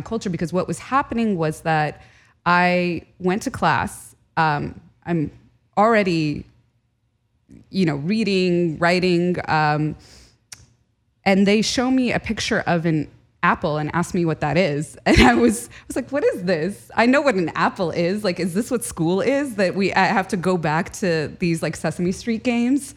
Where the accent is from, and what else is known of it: United States; born or raised there; first language Arabic; English is a second language